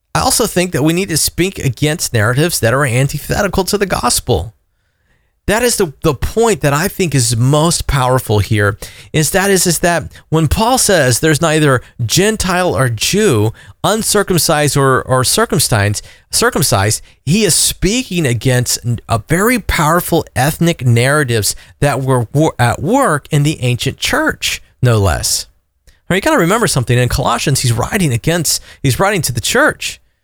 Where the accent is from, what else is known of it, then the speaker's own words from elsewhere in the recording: Florida, United States; I'm an American first, but I'm also a southerner. I'm also a Floridian